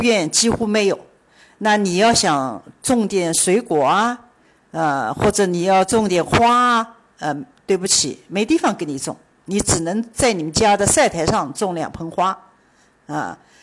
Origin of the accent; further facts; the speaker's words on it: China; now in Miami, United States; 我们中国人